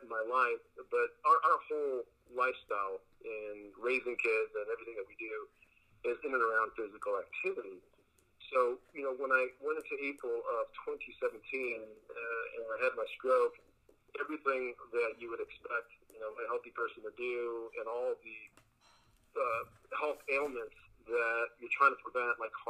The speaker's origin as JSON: {"language": "English", "town": "Los Angeles", "region": "California", "country": "United States", "tie": "born or raised there", "also_born_or_lived": "Culver City / Costa Rica", "first_language": "Spanish", "second_language": "English", "said": "I grew up in the San Fernando Valley. I've been out here all of my life"}